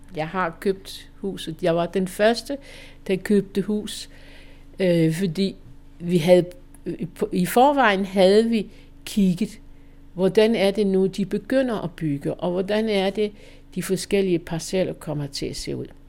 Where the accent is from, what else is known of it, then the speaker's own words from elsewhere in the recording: Holstebro, Central Denmark Region, Denmark; also born or lived in Valby; now in Hedehusene, Denmark; min hjemmeegn, hvor jeg kommer fra Holstebro-kanten